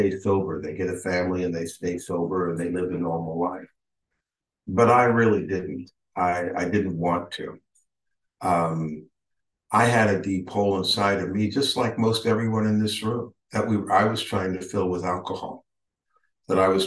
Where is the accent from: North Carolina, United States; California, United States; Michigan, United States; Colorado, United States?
California, United States; also born or lived in New York; now in Austin, United States; grew up basically in California